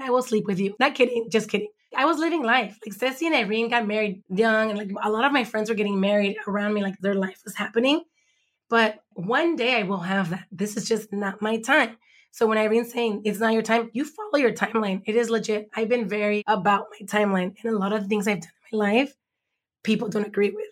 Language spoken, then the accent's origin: English; Los Angeles, California, United States; now in Compton, United States; I grew up in Watts, born in East L